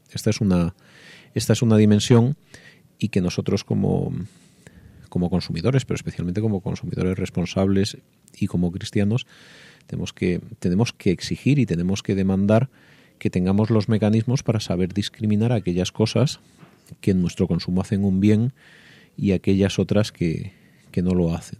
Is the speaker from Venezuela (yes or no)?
no; Andalusia, Spain; yo que soy de, de Andalucía